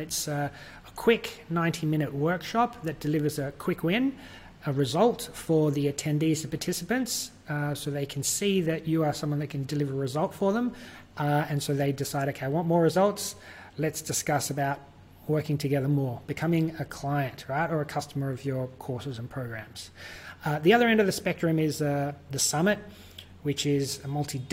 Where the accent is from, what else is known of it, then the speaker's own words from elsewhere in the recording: Australia; accent: Australian; I'm from Australia. You can probably tell by my accent, if you haven't already, that I'm Australian, not New Zealand